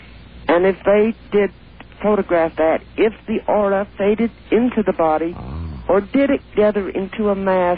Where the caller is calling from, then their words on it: Salt Lake City, Utah, United States; I'm calling from Salt Lake.